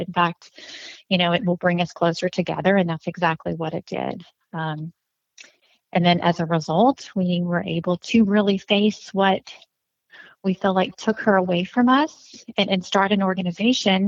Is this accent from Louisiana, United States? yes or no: yes; North Louisiana, United States; now in Acadiana, United States; I'm from North Louisiana, but living in Acadiana